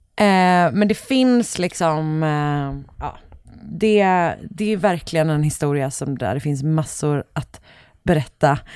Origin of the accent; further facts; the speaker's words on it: Gothenburg, Västra Götaland, Sweden; jag är från Göteborg